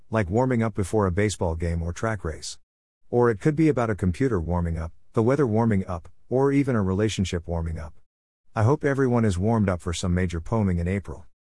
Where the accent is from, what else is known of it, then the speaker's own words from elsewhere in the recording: Berkeley, California, United States; In Berkeley, my hometown.